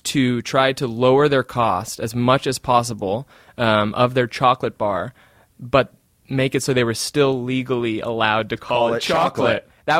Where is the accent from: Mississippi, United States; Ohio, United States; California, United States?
California, United States; Orange County; growing up in Orange County.